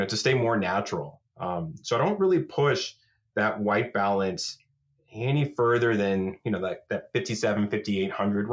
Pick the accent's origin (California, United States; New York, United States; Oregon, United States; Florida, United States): Florida, United States; moved away as an adult; now in Camas, Washington, United States; growing up in Florida, you don't have a fall season.